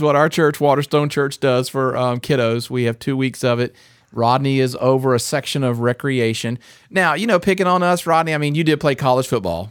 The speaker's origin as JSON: {"language": "English", "region": "North Carolina", "country": "United States", "tie": "born or raised there", "said": "I grew up in North Carolina, and just 45 minutes away was like tobacco capital of the world."}